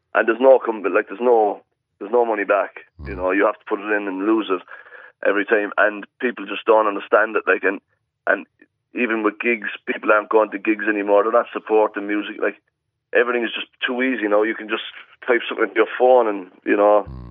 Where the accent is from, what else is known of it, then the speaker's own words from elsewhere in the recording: Ireland; moved away as an adult; also born or lived in Australia; you're the Irish guy